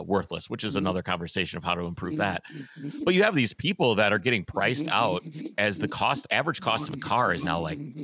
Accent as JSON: {"language": "English", "region": "Wisconsin", "country": "United States", "tie": "born or raised there", "moved": "yes", "lives_now": "Minneapolis, United States", "said": "I grew up in Wisconsin in a small town"}